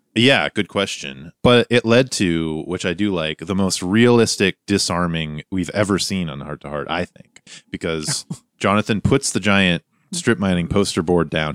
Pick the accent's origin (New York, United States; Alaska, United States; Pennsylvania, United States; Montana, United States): Montana, United States; my youth growing up in Montana